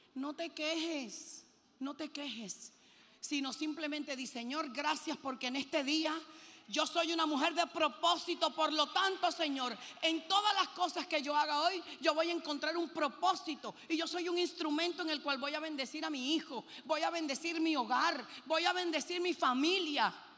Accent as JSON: {"language": "Spanish", "country": "Puerto Rico", "tie": "born or raised there", "also_born_or_lived": "Cuba / Lebanon (parents)", "said": "Yo nací en Cuba y a los seis años salimos de Cuba y nos fuimos a Puerto Rico. Y yo me crié en Puerto Rico"}